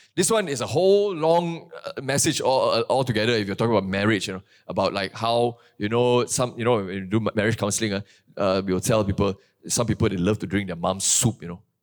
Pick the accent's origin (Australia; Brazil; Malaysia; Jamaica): Malaysia; Kuantan, Pahang; moved away; my hometown in Kuantan